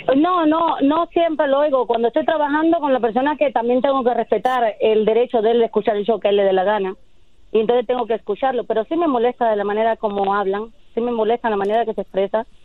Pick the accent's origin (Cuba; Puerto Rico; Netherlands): Cuba; moved away as an adult; Yo soy de Cuba